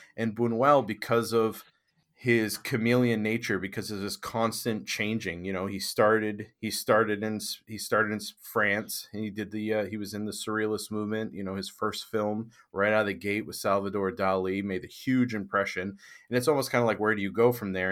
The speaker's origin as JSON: {"language": "English", "region": "Maine", "country": "United States", "tie": "born or raised there", "also_born_or_lived": "Boston area, Massachusetts", "moved": "yes", "lives_now": "Boston, United States", "said": "I grew up in Maine"}